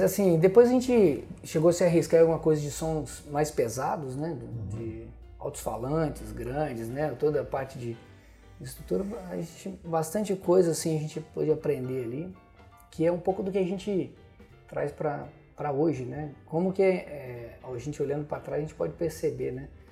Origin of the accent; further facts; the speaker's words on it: Venda Nova do Imigrante, Espírito Santo, Brazil; Nasci legal. em Venda Nova